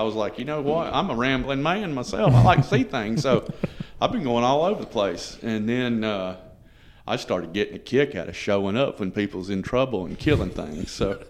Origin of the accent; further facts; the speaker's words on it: North Carolina, United States; born there; I was born in North Carolina in 1974.